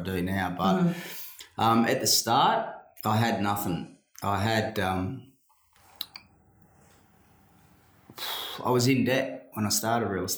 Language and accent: English; Perth, Western Australia, Australia; growing up in Greenwood, surrounded by other mongrels